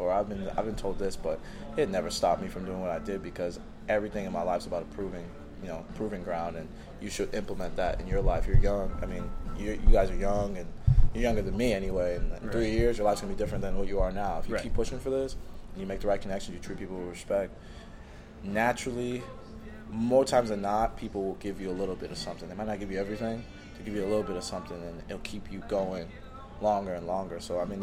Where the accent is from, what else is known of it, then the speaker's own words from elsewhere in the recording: Houston, Texas, United States; now in Denmark; I moved to Houston in second grade. So I was, it was eight-ish.